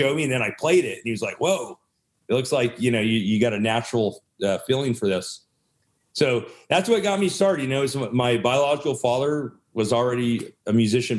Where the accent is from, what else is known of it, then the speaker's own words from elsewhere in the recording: Sacramento, California, United States; also born or lived in San Francisco; now in Los Angeles, United States; I was born in Sacramento.